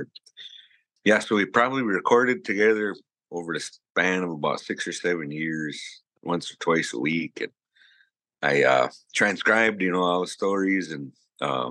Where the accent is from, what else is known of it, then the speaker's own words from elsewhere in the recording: Lac Courte Oreilles Ojibwe Reservation, Wisconsin, United States; I come from the Lac Courte Oreilles Ojibwe Reservation